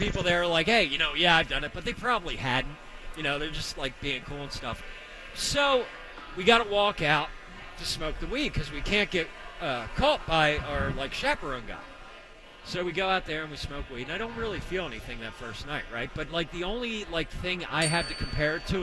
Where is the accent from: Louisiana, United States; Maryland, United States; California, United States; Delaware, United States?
Maryland, United States; Baltimore; moved away; I'm originally from Baltimore. Okay, so growing up there, I went to this school